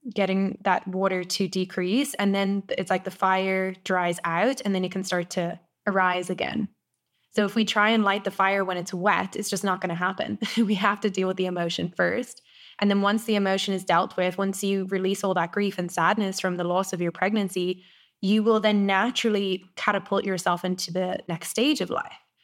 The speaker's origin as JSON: {"language": "English", "country": "Ireland", "also_born_or_lived": "South Africa / Costa Rica", "moved": "as an adult", "said": "I went back to Ireland"}